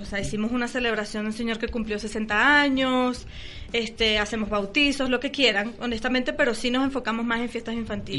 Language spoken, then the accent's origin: Spanish; Venezuela; now in Mexico; somos venezolanos